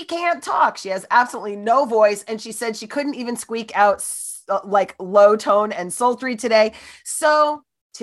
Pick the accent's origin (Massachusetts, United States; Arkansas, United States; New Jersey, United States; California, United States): New Jersey, United States; I'm a Jersey girl